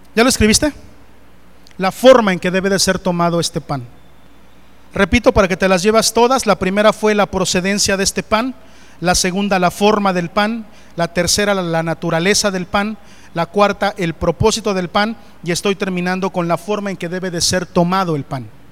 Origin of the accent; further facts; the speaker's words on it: Coatepec Harinas, State of Mexico, Mexico; moved away; Allá en mi pueblo, Coatepec de Harinas, Estado de México